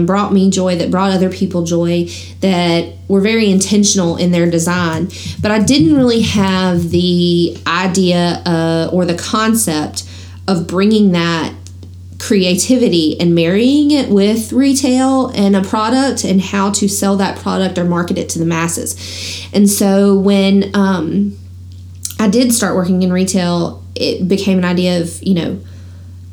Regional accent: the South, United States; growing up in the South

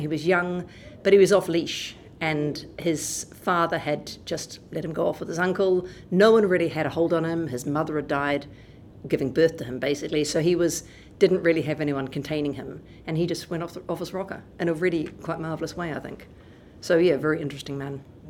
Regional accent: Wellington, New Zealand; I grew up in Wellington

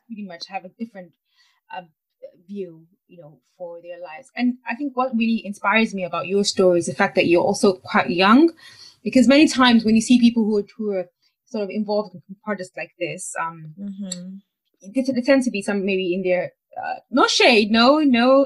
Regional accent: Nigeria; I'm from Nigeria

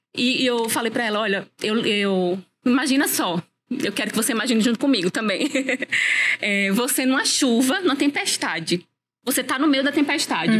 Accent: Natal, Rio Grande do Norte, Brazil; moved away as an adult; now in Campina Grande, Brazil; moro em Natal, eu morava em Natal, sou natalense

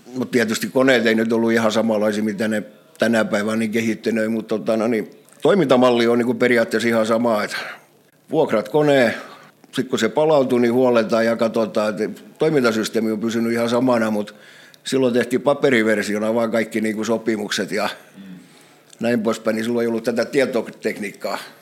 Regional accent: Turku, Southwest Finland, Finland; also born or lived in Karis / Ekenäs; puolen vuoden ikäisenä ollaan muutettu Turkuun. Turkuun ja sitten Turussa täällä mä olen ollut

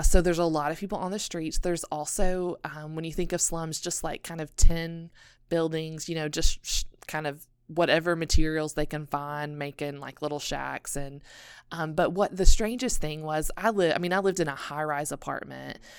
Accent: Elizabethton, Tennessee, United States; also born or lived in South Asia; I was born and raised in Elizabethton, Tennessee. So I'm a small town girl from the mountains.

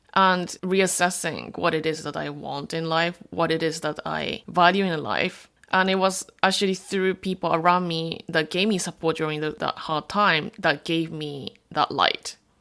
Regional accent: Japan; I'm a third generation Korean. born and raised in Japan.

